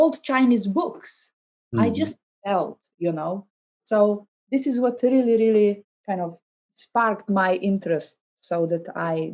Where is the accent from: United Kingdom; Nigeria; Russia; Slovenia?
Slovenia; English is a second language; I couldn't speak any English because I learned German. I grew up very close to Austrian border